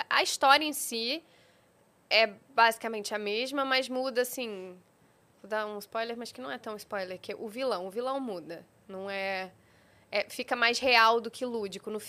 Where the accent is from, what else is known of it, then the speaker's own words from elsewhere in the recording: Rio de Janeiro, Brazil; accent: carioca; eu sou do Rio, então eu tenho o meu sotaque, né? O meu sotaque chiado, que agora eu acho que, não sei, eu tenho a impressão de que tá diminuindo, mas é, é puxado.